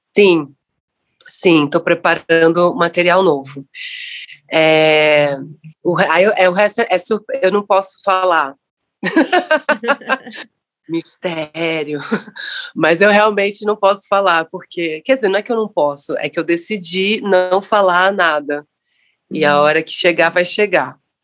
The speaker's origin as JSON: {"language": "Portuguese", "region": "Rio de Janeiro", "country": "Brazil", "tie": "born or raised there", "also_born_or_lived": "Niterói", "moved": "as an adult", "lives_now": "São Paulo, Brazil", "said": "sou nascida em Niterói, criado em Copacabana, e vivo em São Paulo há dezesseis anos."}